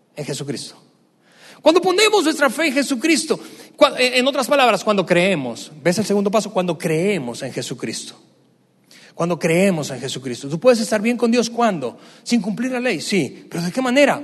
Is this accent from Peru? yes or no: no; Venezuela; moved away; mi país de origen, Venezuela. En el tiempo que yo crecí, más del 95% de las personas eran católicas